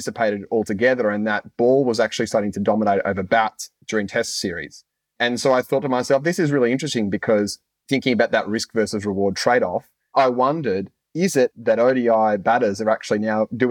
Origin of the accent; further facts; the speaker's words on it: Australia; as an Australian cricket fan